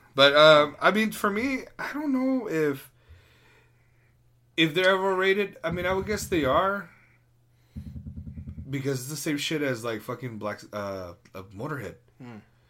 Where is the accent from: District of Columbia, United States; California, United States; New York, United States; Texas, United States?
New York, United States; I'm from New York.